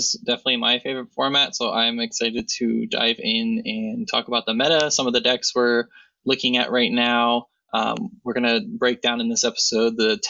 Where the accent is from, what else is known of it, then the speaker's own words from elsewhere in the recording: Ohio, United States; My hometown.